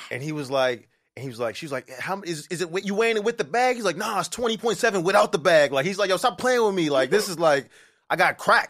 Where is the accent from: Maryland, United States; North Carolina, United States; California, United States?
Maryland, United States; moved away; also born or lived in Brooklyn / Toronto; I'm from Maryland. I grew up in Maryland